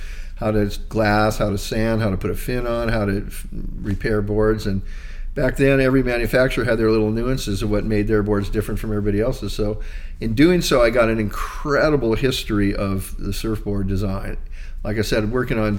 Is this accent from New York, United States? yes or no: no; Hawaii, United States; growing up in Hawaii was way different from being from the mainland